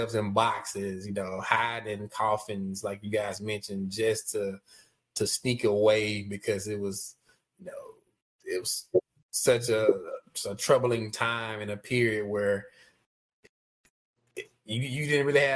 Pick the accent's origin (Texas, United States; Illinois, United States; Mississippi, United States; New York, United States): Mississippi, United States; Meridian; born or raised there; now in Georgia, United States